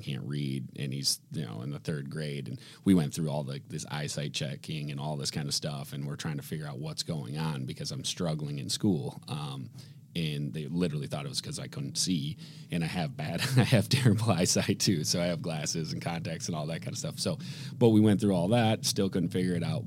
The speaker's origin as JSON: {"language": "English", "town": "Grand Rapids", "region": "Michigan", "country": "United States", "tie": "born or raised there", "said": "born and raised in Grand Rapids, Michigan."}